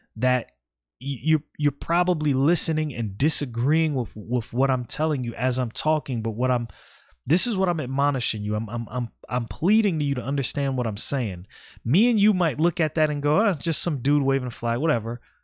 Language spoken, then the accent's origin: English; New York City, New York, United States; born and raised in Brooklyn